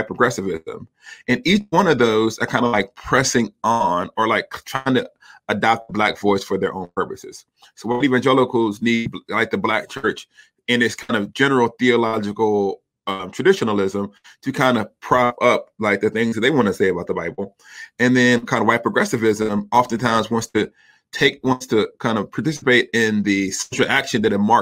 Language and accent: English; the South, United States; I'm a Southerner